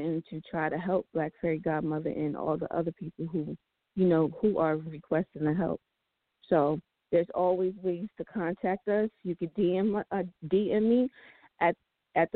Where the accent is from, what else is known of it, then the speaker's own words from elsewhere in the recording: New Jersey, United States; my home state, New Jersey